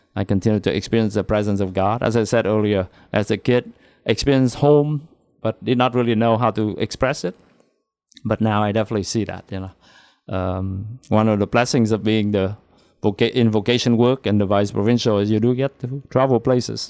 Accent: Da Lat, Lâm Đồng, Vietnam; moved away as an adult; My hometown is Dalat, Vietnam.

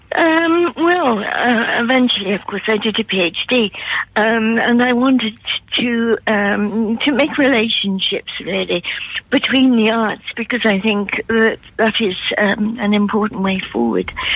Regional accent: Newcastle upon Tyne, North East England, United Kingdom; accent: Geordie; now in Yarm, United Kingdom; I was brought up in Newcastle

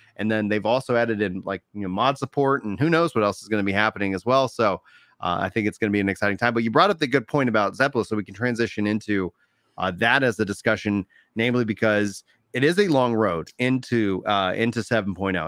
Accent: Texas, United States; As a Texan, my natural inclination is to speak Spanglish

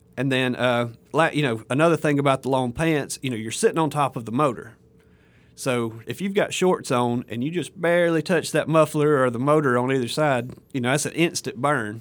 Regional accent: Alabama, United States; moved away as an adult; now in Mississippi, United States; I'm from Alabama originally

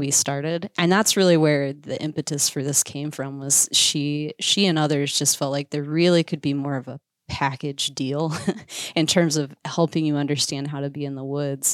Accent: Iowa, United States; moved away as an adult; also born or lived in Missouri / Alaska; I grew up in Iowa.

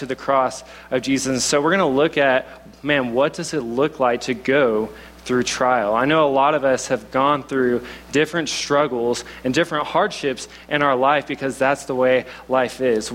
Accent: Oklahoma, United States; accent: southern; now in Boulder, United States; I'm from Oklahoma, so if I have a little bit of a southern accent, that's what it is

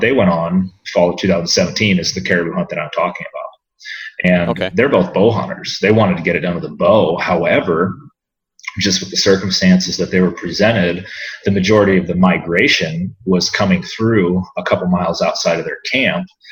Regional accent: Iowa City, Iowa, United States; I was uh, born and raised in Iowa City, Iowa, and did the uh, normal Midwestern kid routine growing up

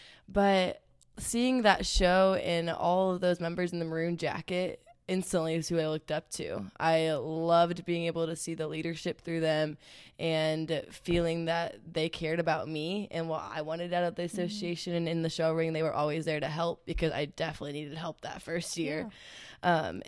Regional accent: Illinois, United States; I'm from Illinois. Yay, Illinois.

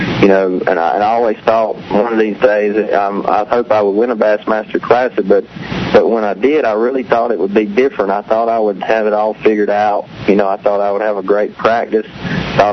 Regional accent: North Carolina, United States; I grew up on Lake Gaston and Bugs Island down there

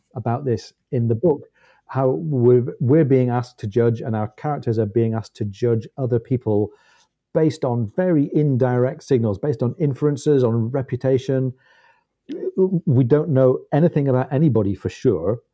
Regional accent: United Kingdom; as a British person

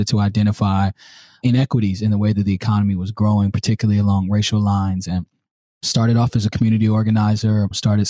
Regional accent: Durham, North Carolina, United States; moved away as an adult; also born or lived in Los Angeles / New York / Philadelphia; now in Peoria, United States; I'm from Durham, North Carolina

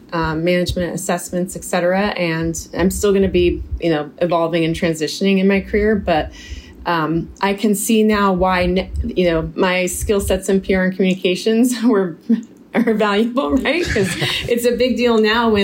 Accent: Silicon Valley, California, United States; I grew up in Silicon Valley

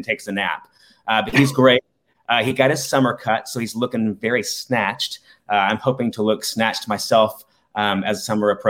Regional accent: Decatur, Alabama, United States; growing up gay at my age is not the same as growing up gay as it is now in Decatur, Alabama

